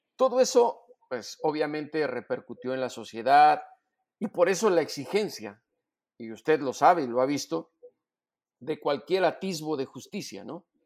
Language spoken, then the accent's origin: Spanish; Mexico; como reportero y como mexicano